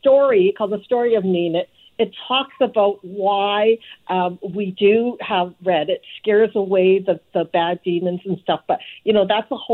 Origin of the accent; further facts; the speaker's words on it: Vancouver, British Columbia, Canada; growing up in Southeast Vancouver